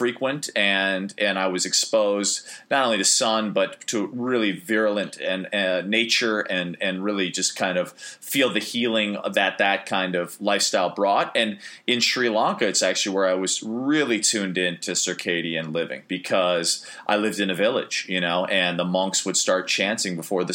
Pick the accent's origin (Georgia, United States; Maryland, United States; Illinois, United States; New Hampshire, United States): Illinois, United States; Chicago; moved away as an adult; also born or lived in Maine; growing up in Chicago, where the winters could be particularly brutal and dark